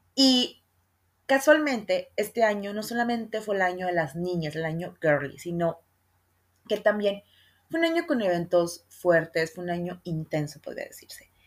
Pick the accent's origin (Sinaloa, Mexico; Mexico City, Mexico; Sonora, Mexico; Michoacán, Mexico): Sonora, Mexico; yo soy de Sonora y en Sonora la capirotada es, una, es un postre que se usa mucho acá